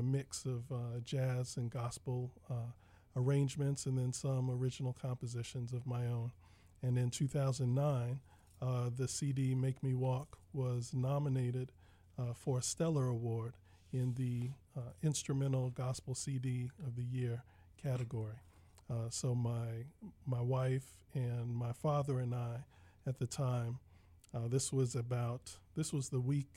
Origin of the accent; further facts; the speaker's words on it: Washington, District of Columbia, United States; moved away as an adult; now in Fairfax County, United States; I am proudly born and raised in Washington, D.C., and I've spent about the last 12 years, now to think about it, as a resident